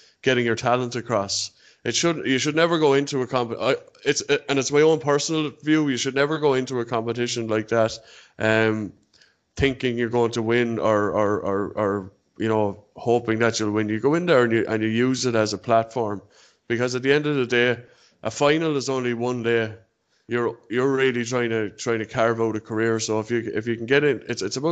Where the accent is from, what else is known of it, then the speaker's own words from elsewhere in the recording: Ireland; I'm an Irishman.